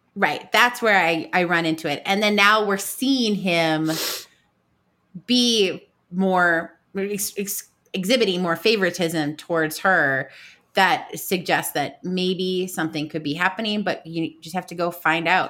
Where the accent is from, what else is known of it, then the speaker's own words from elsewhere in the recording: United States; me being American